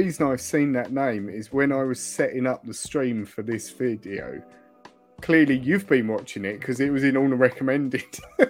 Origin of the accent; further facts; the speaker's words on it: Essex, East of England, United Kingdom; I'm from Essex